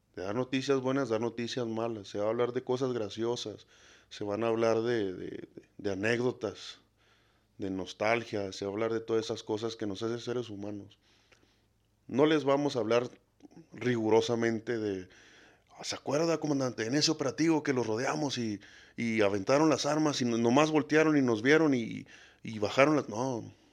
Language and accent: Spanish; Mexico; no soy un mexicano modelo